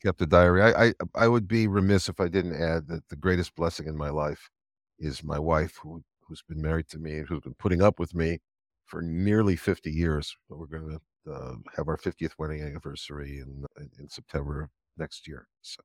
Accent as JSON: {"language": "English", "town": "Los Angeles", "region": "California", "country": "United States", "tie": "born or raised there", "moved": "yes", "lives_now": "Israel", "said": "I was born in Los Angeles, of the old Cedars of Lebanon Hospital"}